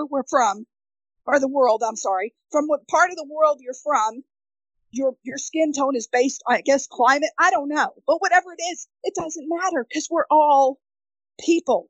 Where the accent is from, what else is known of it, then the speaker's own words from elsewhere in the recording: New York, United States; moved away; also born or lived in Connecticut / Midwest; growing up in New York to moving to, you know, Connecticut, then moving to the Midwest